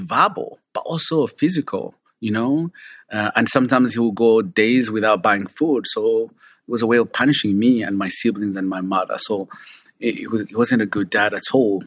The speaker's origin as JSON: {"language": "English", "town": "Kabale", "region": "Western Region", "country": "Uganda", "tie": "born or raised there", "moved": "yes", "said": "I grew up in a small village called Kabale at the border of Uganda and Rwanda"}